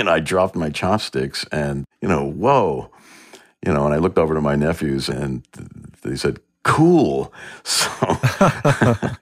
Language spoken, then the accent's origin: English; New York, United States; I grew up in New York and the suburbs